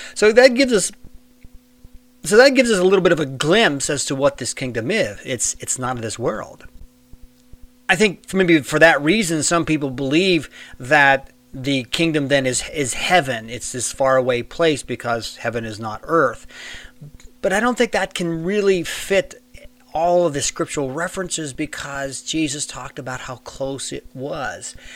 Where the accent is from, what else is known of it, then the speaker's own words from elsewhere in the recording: United States; Now, I live in the United States and I was born in the United States, so that's make me a citizen of the United States of America